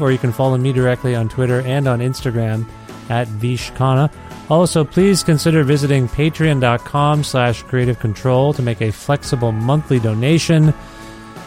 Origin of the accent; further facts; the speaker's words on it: Canada; I know I'm from Canada